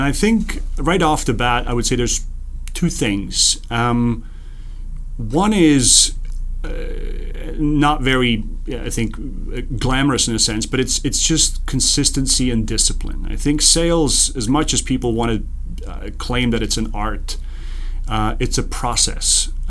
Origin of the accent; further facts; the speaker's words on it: Zurich, Switzerland; first language Serbo-Croatian; English is a second language; moved away as an adult; I grew up in Zurich in Switzerland until I was 20. And at 20, I packed my bags and left for the United States